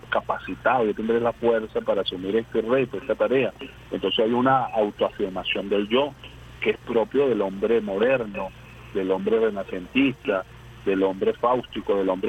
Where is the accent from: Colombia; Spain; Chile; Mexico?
Colombia; sabiendo que soy colombiano, que mi identidad es colombiana